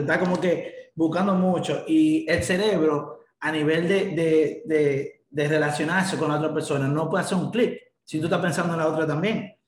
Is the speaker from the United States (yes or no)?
no; Dominican Republic; 24 años de edad también, pero soy dominicano